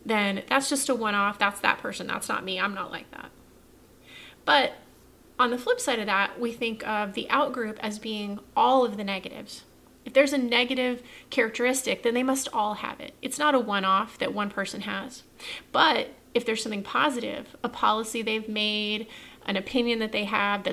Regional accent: Texas, United States; as a Texan

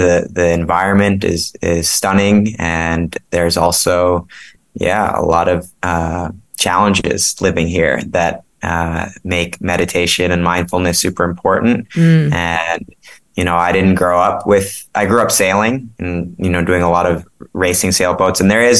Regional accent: U.S. Virgin Islands; also born or lived in New England; I was born and raised in St. Thomas. So, this has been my home. And then I went to university actually up in New England.

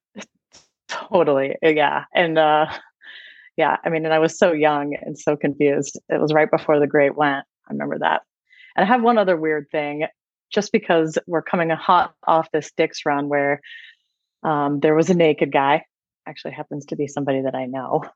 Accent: Ohio, United States; I grew up in Ohio

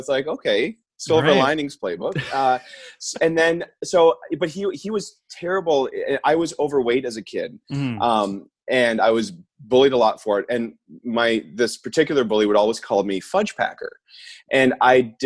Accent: Orangeville, Ontario, Canada; I grew up in a town called Orangeville, which is like an hour outside of Toronto

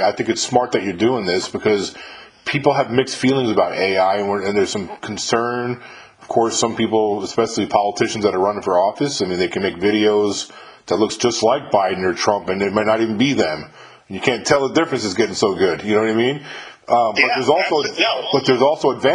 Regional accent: Mahopac, New York, United States; moved away as an adult; I'm from upstate New York. I'm from Mayapack, New York

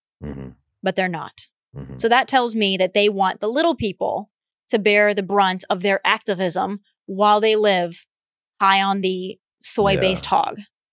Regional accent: South Dakota, United States; So I'm from South Dakota

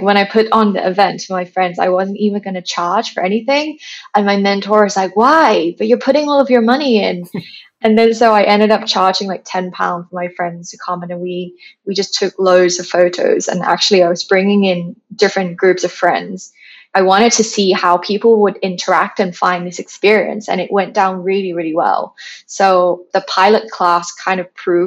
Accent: Thailand; moved away as an adult; now in London, United Kingdom; I'm originally from Thailand. I have a, you know, a big house, massive garden, and now I'm coming to London, living in a flat with no garden.

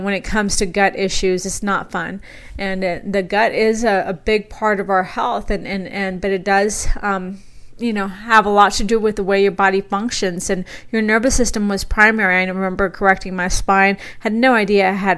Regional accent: South Texas, United States; moved away as an adult; now in Boise, United States; where I was raised in South Texas.

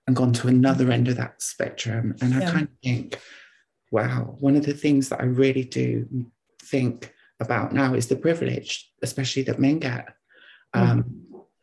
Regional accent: Oxford, South East England, United Kingdom; I'm from Oxford

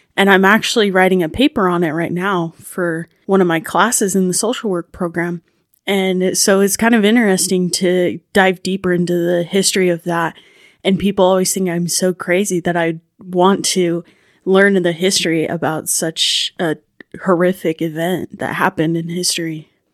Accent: Ashton, Idaho, United States; I'm from Ashton, Idaho

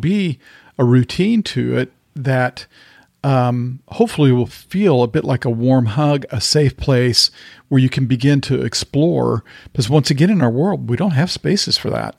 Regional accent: the South, United States; growing up in the South

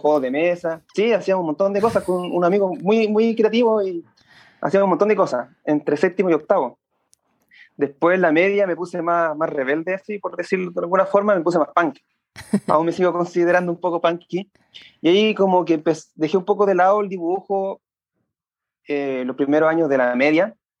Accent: Santiago, Santiago Metropolitan Region, Chile; also born or lived in San Bernardo / La Florida / Puente Alto; Yo soy de la zona sur de Santiago. Primero viví en San Bernardo, después en La Florida, después en Puente Alto. Ha sido bien gitano.

